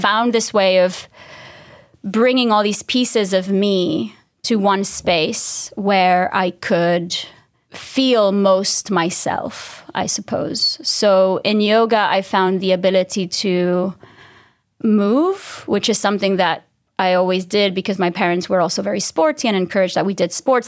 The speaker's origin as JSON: {"language": "English", "country": "Dominican Republic", "said": "I'm from the Dominican Republic, so this small island in the Caribbean"}